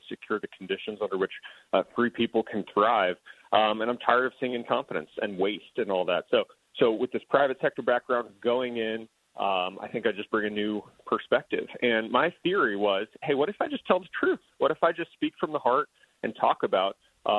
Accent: Tucson, Arizona, United States; moved away as an adult; also born or lived in California; I grew up in Arizona. I met my wife in middle school in Tucson, where we live now

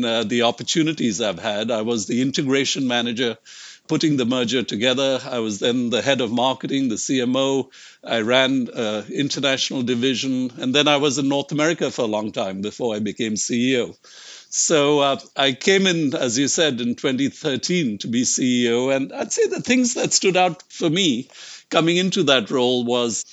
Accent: India; moved away as an adult; also born or lived in United States; I grew up in India and actually left India when I was 25.

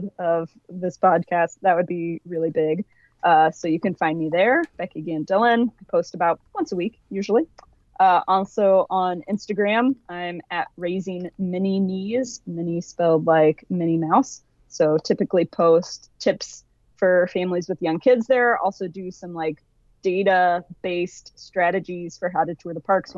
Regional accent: Midwest, United States; I'm a Midwesterner.

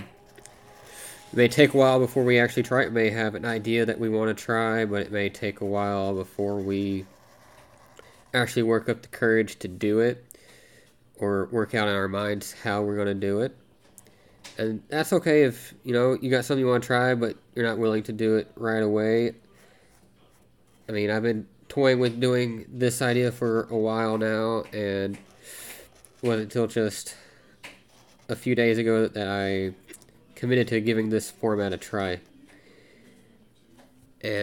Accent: Arkansas, United States; now in Alaska, United States; I grew up in Arkansas

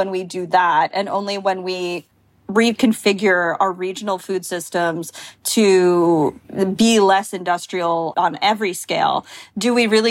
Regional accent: Long Island, New York, United States; I'm from Long Island

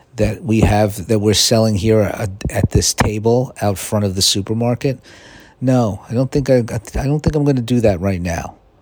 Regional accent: New York, United States; now in Los Angeles, United States; I'm from New York

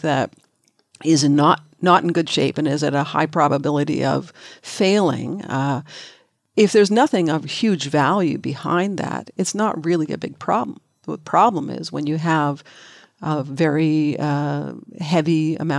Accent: Vancouver, British Columbia, Canada; I grew up in Vancouver

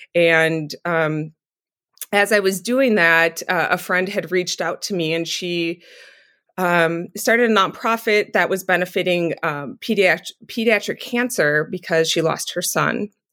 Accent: southeastern Wisconsin, United States; I live in, um, southeastern Wisconsin, and I'm still, that's where I was born and raised

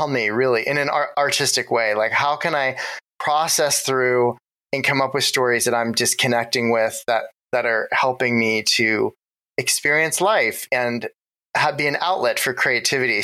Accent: Ohio, United States; moved away as an adult; also born or lived in New York; now in Los Angeles, United States; my Ohio days, I have very fond memories of growing up in Ohio

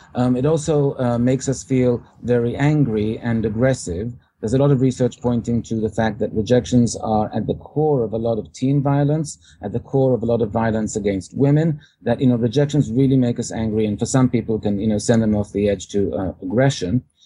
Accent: England, United Kingdom; now in New York, United States; I uh, was born in England originally.

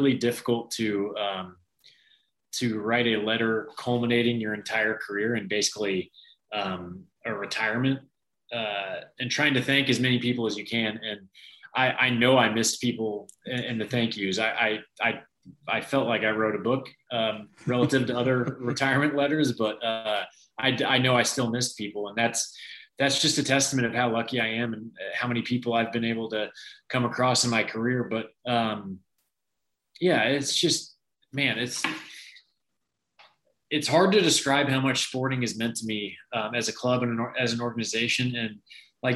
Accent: Kansas City, United States; I'm Kansas City born and raised

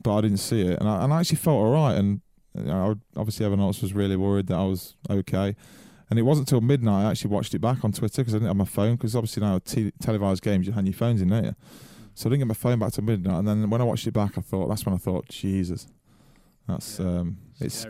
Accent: Nottinghamshire, East Midlands, United Kingdom; I'm from Notts

